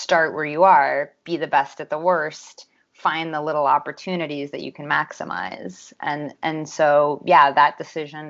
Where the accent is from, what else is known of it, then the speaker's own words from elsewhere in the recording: Los Angeles, California, United States; I'm from Los Angeles, California, where I currently live